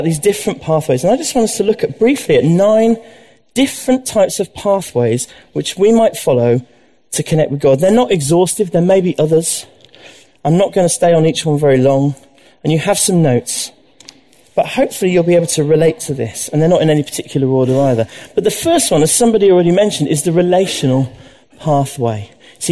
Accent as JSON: {"language": "English", "town": "Leeds", "region": "Yorkshire and the Humber", "country": "United Kingdom", "tie": "born or raised there", "said": "I was brought up in Leeds"}